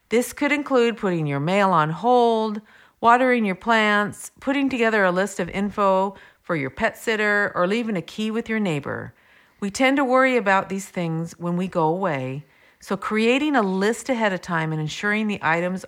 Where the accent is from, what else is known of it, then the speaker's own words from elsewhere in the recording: Vancouver, British Columbia, Canada; I'm from Vancouver, or Raincouver, and I see all types of raincoats and jackets people wear.